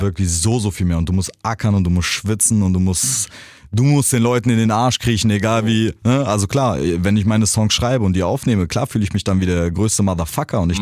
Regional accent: Germany; ich bin in Deutschland groß geworden

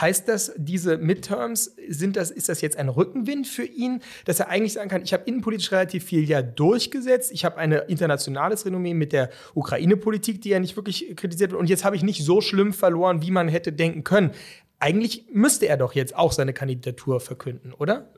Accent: Germany; als Deutsche

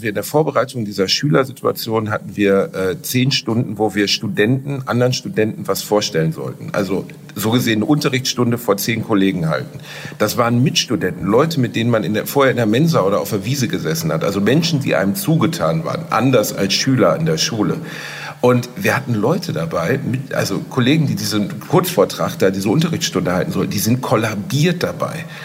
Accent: Gelsenkirchen / Solingen, North Rhine-Westphalia, Germany; Ich bin in Gelsenkirchen aufgewachsen

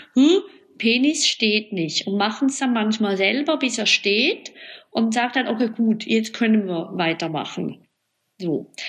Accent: Switzerland; bei uns in der Schweiz

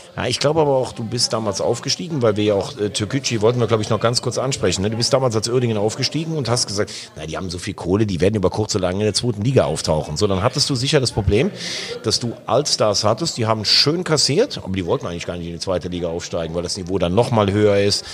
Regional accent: Vulkaneifel, Rhineland-Palatinate, Germany; A48, ist ja meine Heimat, Vulkaneifel

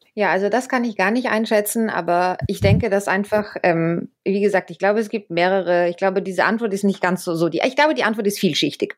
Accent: Austria; moved away; ich komme selbst ja aus Österreich

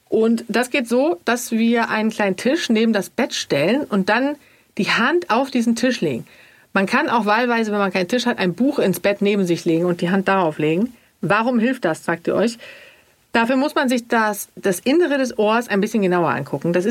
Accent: Sweden; Ich als Schwedin, da musst du ja gar nicht lange fragen.

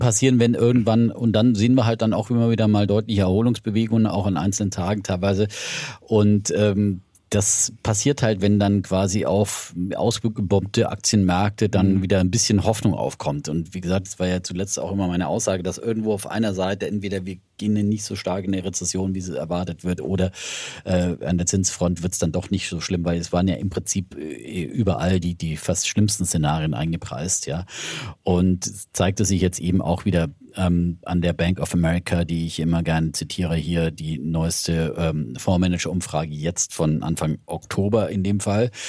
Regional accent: Middle Franconia, Bavaria, Germany; ich komme aus Mittelfranken.

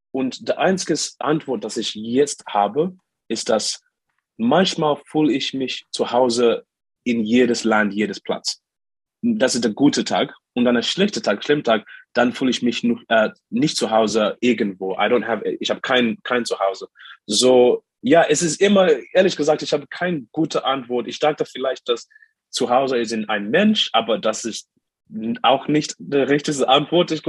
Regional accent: Zimbabwe; born there; German is a second language; moved away; so ich bin in Zimbabwe geboren, aber das letzte Mal, dass ich, dass ich in Zimbabwe war, vor dieser Reise, war äh, fünf Jahre. Seit, ich war seit, you know, fünf Jahre nicht in meinem Heimatland

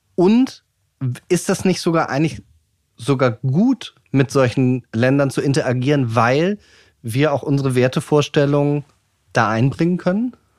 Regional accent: Germany; wir als äh, Deutsche, als Europäer

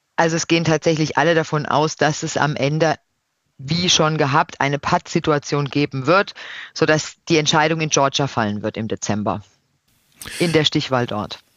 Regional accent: Odenwald, Baden-Württemberg, Germany; moved away; also born or lived in Brussels; Dann kommt Deutschland, dann kommt Baden, dann kommt der Odenwald.

